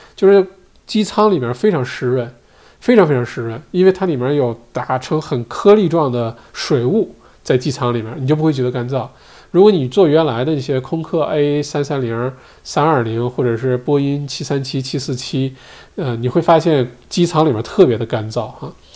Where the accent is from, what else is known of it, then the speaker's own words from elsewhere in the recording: China; now in Australia; 我们中国人